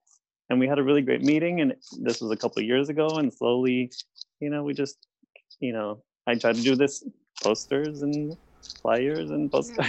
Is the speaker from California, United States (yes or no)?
yes; San Francisco, California, United States; I was born in San Francisco, Children's Hospital. Grew up here and moved around, you know, the so-called United States, you know, over the years.